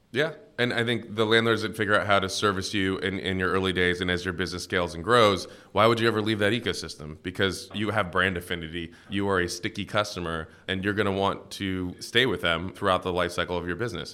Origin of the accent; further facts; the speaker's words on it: Cincinnati, Ohio, United States; moved away; I grew up in, uh, Cincinnati, Ohio